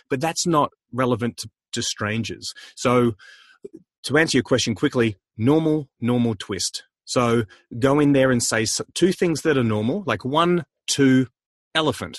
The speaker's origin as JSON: {"language": "English", "town": "Melbourne", "region": "Victoria", "country": "Australia", "said": "I'm from Melbourne"}